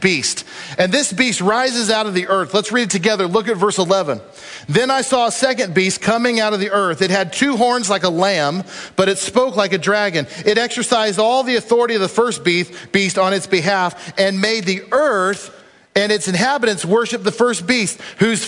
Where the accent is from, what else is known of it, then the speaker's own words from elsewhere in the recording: United States; I love our country, and I'm proud American